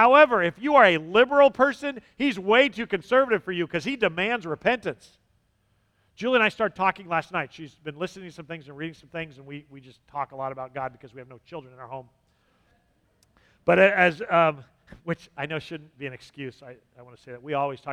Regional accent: Southern California, United States; moved away; I'm from Southern California

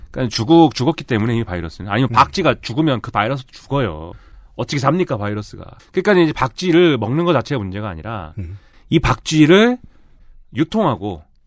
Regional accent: Suwon, Gyeonggi Province, South Korea; 나 수원 사람인데. 네. 우리 수원 아주대.

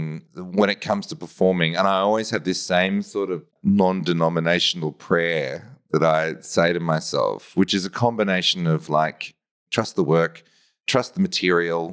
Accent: Melbourne, Victoria, Australia; I'm from Melbourne and, you know, when I was a kid, I got taken out to see theatre in Melbourne

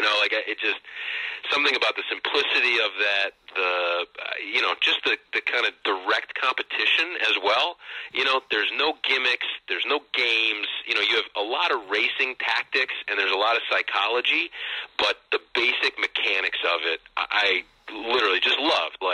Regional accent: St. Louis, Missouri, United States; I grew up in St. Louis, uh, so I was my my parents uh, moved out there. I have two older siblings. They were already around. Uh, my parents moved out to St. Louis, and I was born there.

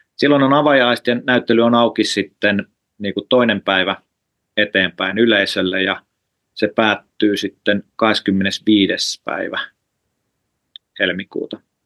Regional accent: Lahti, Päijät-Häme, Finland; moved away as an adult; now in Helsinki, Finland; mä oon siis Lahdesta kotosi, mä oon Lahdessa syntynyt ja, ja, ja asunut

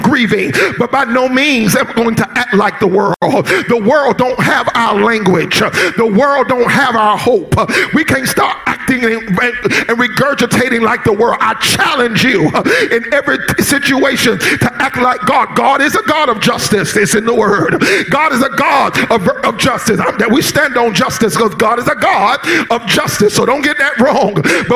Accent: South Florida, United States; I grew up in South Florida, and I grew up during the South Florida riots

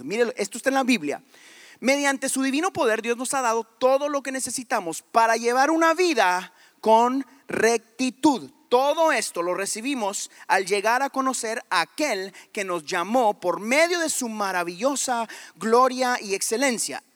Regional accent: Guatemala; Ni soy de México, soy de Guatemala

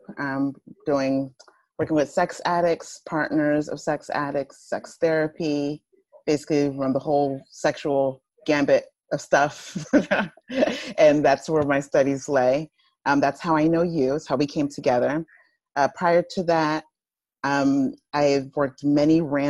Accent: Plainfield, New Jersey, United States; accent: Jersey; I'm from Plainfield. So it's like central north-ish

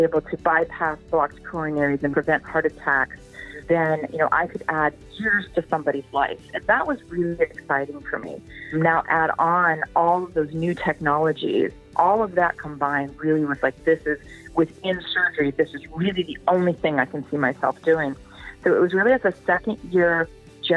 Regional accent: Pacific Northwest, United States; moved away; I'm growing up in the Pacific Northwest, certainly was raised as you can do anything

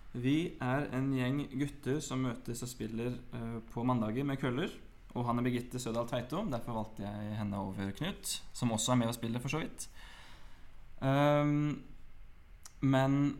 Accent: Oslo, Norway; Jeg er født på Aker sykehus, vokste opp på Grønland og flytta til Grorud da jeg var ti

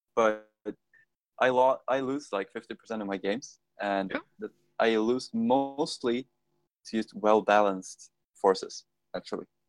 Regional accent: middle of Sweden, central Sweden, Sweden; moved away; I love being back home though. It's just so so good because it's like in the middle of Sweden, in the middle of fucking nowhere

